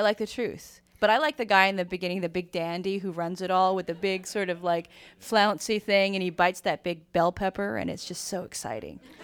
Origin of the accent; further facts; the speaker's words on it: San Francisco, California, United States; I grew up in San Francisco